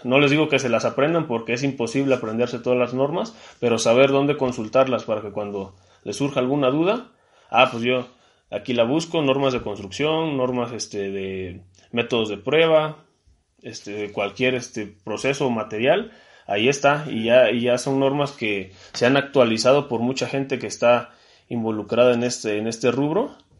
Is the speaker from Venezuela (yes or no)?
no; Mexico; now in Puebla, Mexico; como mexicano